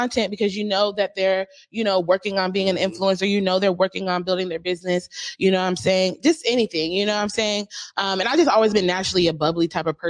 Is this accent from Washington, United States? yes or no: yes; Seattle, Washington, United States; And people were just shocked that I was from Seattle.